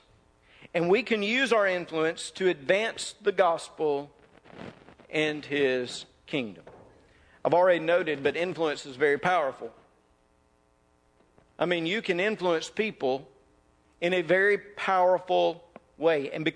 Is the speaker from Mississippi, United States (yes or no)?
yes; North Mississippi, United States; I grew up in North Mississippi